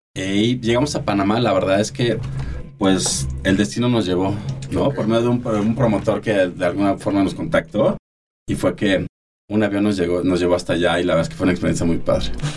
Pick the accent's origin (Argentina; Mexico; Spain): Mexico; Mexico City; orgullosamente, orgullosamente chilangos